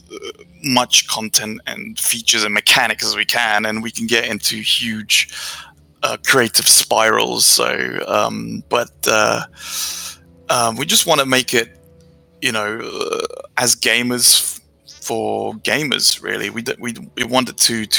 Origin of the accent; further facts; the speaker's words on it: England, United Kingdom; moved away as an adult; also born or lived in Romania; I'm Romanian, yeah. I moved to England when I was 7. And lived there for 21 years